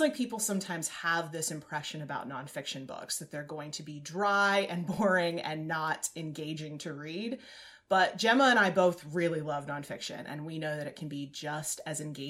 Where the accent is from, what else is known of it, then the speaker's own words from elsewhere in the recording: Southwest, United States; I was born in the Southwest